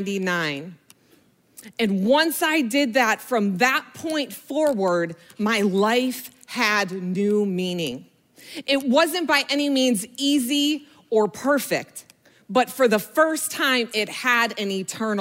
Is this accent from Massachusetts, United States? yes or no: no; Buffalo, New York, United States; moved away as an adult; also born or lived in Florida; I grew up in Buffalo, New York, and I grew up in a single family home with my mom and my sister